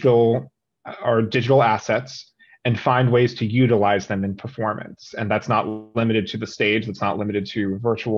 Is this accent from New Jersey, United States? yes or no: yes; New Jersey, United States; moved away; also born or lived in Philadelphia; I'm from New Jersey